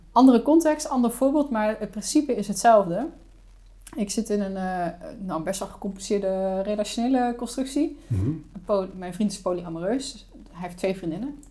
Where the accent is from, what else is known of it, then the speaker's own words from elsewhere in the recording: Netherlands; also born or lived in Germany; Maar ik ben al heel jong verhuisd van Duitsland naar Nederland. Ik heb een Nederlandse vader en een Duitse moeder. Ja. In Duitsland geboren. Toen ik 4,5 was kwam naar Nederland